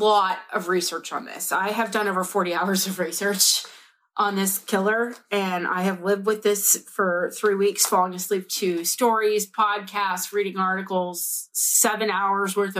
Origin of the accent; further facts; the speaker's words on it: Pittsburgh, Pennsylvania, United States; I'm from Pittsburgh and I have a shit accent.